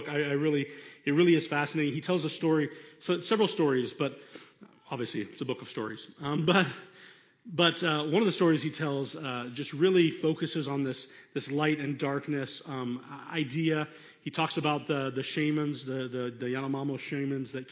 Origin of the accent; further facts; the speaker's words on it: Venezuela; the things that I went through growing up in Venezuela.